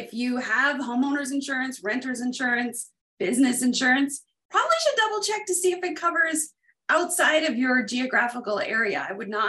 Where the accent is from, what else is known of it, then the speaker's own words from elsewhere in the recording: United States; I grew up about 75 minutes from the border